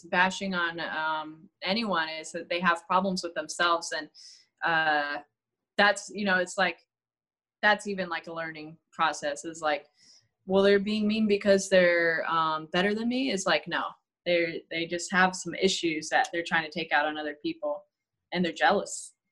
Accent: California, United States; B A Y because I'm from the Bay Area.

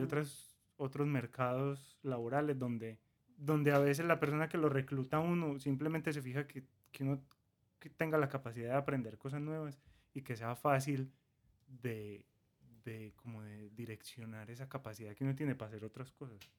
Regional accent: Colombia; now in United States; Nosotros somos colombianos, pero hace unos seis años, siete años vivimos acá en Estados Unidos

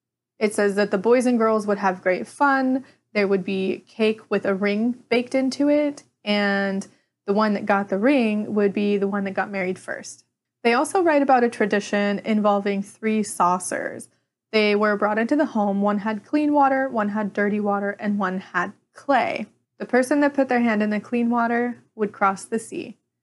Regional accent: Ireland; As an Irish pagan, I don't necessarily have any correspondences with Samhain like you would see with Wicca.

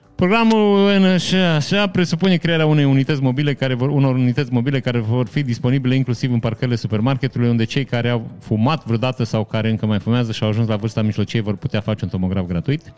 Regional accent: Vișeu de Sus, Maramureș County, Romania; moved away; în perioada în care am plecat din Vișeu

